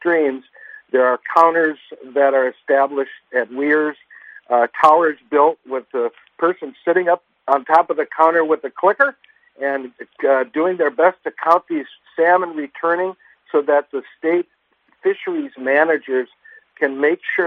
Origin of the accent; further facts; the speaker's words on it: Homer, Alaska, United States; Here in my hometown of Homer